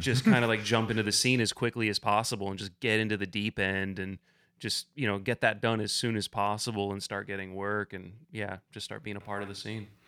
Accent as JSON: {"language": "English", "area": "just outside of Ann Arbor", "region": "Southeast Michigan", "country": "United States", "also_born_or_lived": "the American West", "moved": "as an adult", "lives_now": "Kentucky, United States", "said": "I'm from Southeast Michigan originally, just outside of Ann Arbor, and that's where I got into climbing"}